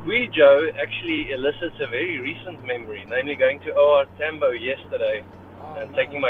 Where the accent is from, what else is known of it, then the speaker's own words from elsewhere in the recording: South Africa; I grew up in apartheid-era South Africa